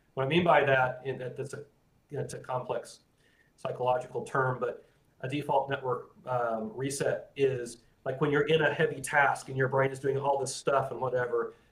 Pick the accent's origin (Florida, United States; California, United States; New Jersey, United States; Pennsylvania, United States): Florida, United States; I grew up in Florida